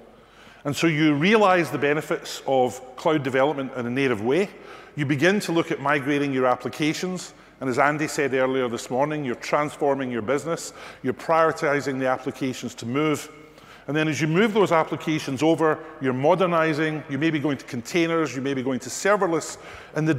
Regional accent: Scotland, United Kingdom; accent: Scottish; my Scottish accent

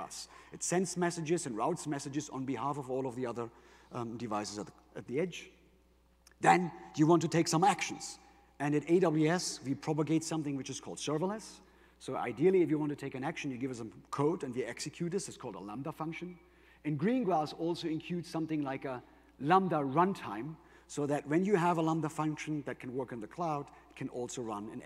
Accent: Germany; accent: German; English is a second language; my German accent, but I'm actually half Greek

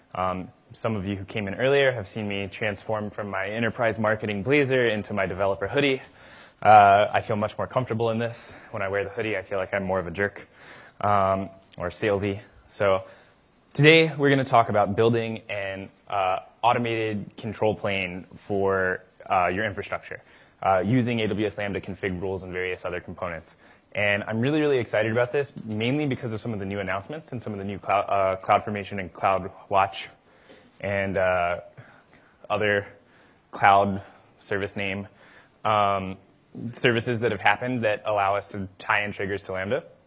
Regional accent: the South, United States; I'm from the South

